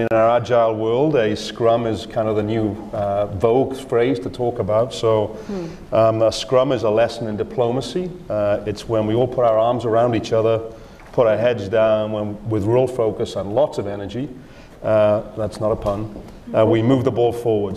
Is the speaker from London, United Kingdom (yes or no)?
no; Wales, United Kingdom; moved away; also born or lived in Australia; I'm from a small country. Wales is in the UK